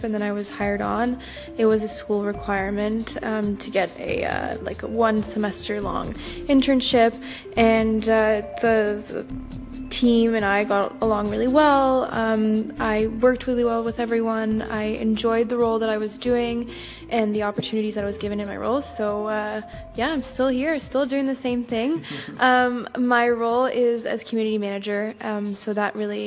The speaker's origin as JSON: {"language": "English", "town": "Ottawa", "region": "Ontario", "country": "Canada", "said": "I'm from Ottawa, capital of Canada"}